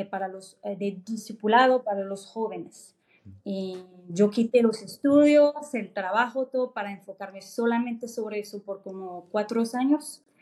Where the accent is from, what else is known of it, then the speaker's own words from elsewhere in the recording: France; born there; Spanish is a second language; yo nací en Francia, entonces